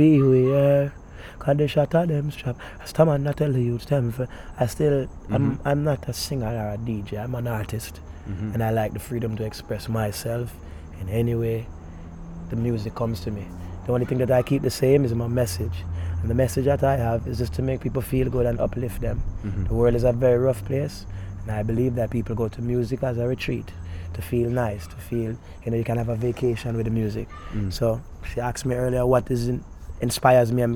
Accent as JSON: {"language": "English", "country": "Jamaica", "tie": "born or raised there", "also_born_or_lived": "Florida", "said": "I grew up around the music from Duane Park all over. I'm real Jamaican"}